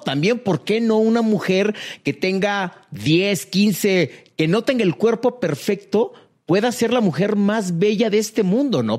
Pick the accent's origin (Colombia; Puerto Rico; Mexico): Mexico; yo como mexicano